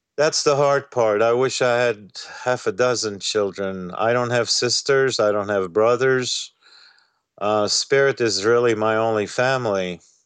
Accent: France; moved away as an adult; also born or lived in Egypt / Uganda / Switzerland; I was born and raised in France

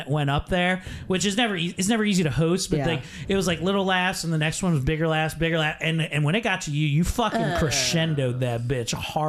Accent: Mount Airy, United States; in my hometown, 20 minutes from here, in Mount Airy

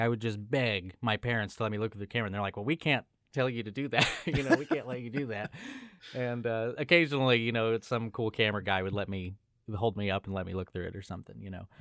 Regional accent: Los Angeles, California, United States; moved away; I was born and raised in Southern California, in Los Angeles

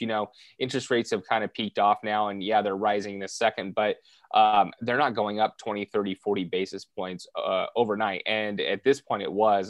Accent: Southern California, United States; born and raised in Southern California

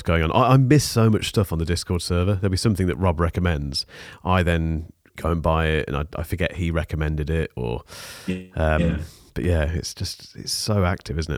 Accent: Leamington Spa, West Midlands, United Kingdom; If you say you're from Leamington, people say, where?

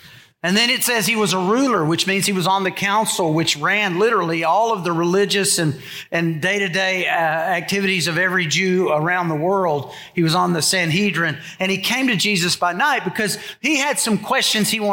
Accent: United States; I was born in America.

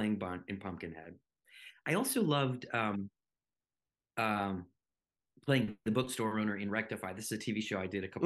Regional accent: North Carolina, United States; accent: southern; I grew up in the southern United States. I grew up in North Carolina.

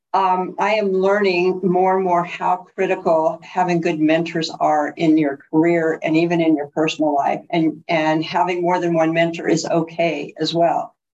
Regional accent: Bloomington, California, United States; I was raised in San Bernardino

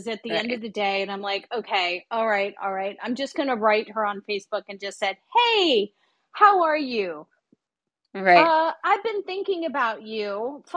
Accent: South Florida, United States; now in California, United States; I'm from South Florida. I'm living in California

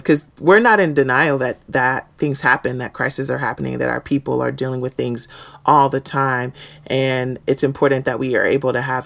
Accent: Houston, Texas, United States; I grew up in Houston, Texas

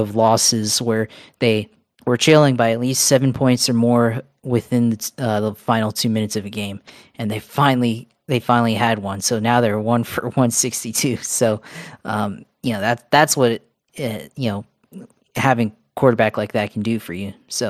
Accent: Norfolk, Virginia, United States; now in Jacksonville, United States; I mean, I'm originally from Norfolk

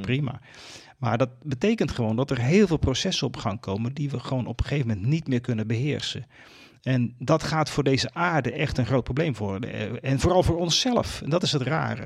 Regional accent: Netherlands; ons als Nederlanders

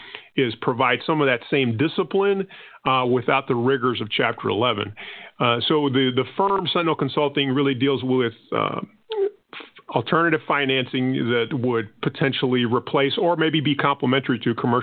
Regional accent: Panama; first language Spanish; English is a second language; now in United States; I'm not originally from the United States. My country of birth was actually Panama, and that would mean that my first language was actually Spanish.

